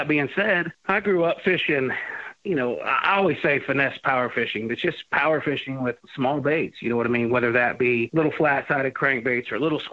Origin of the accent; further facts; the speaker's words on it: United States; I grew up right here on the Ohio River